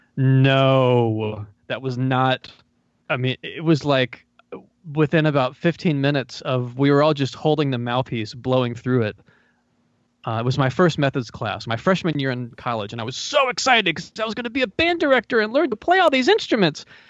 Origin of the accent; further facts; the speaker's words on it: North Carolina, United States; also born or lived in Los Angeles; I'm from North Carolina, and I moved back here